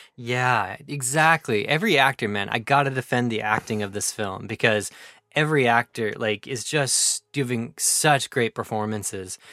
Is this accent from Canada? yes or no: yes; Canada; as a Canadian